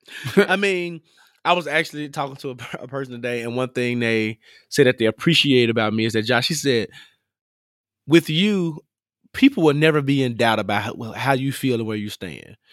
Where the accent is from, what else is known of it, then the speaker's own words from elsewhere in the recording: Memphis, Tennessee, United States; I'm from Memphis, and Memphis is a really big capital city